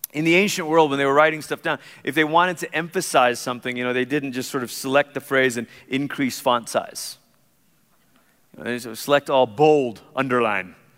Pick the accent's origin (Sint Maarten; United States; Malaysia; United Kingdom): Malaysia; moved away; I grew up in Malaysia